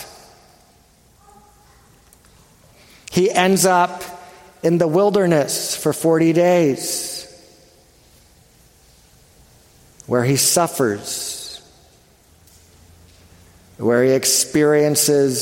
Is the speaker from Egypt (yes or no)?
no; Canada; I'm Canadian